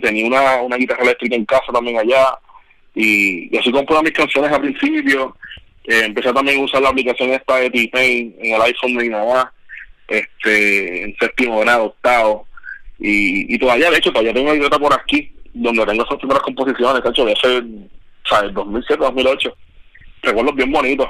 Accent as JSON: {"language": "Spanish", "town": "Ponce", "country": "Puerto Rico", "moved": "yes", "lives_now": "United States", "said": "yo soy del Polo de Ponce"}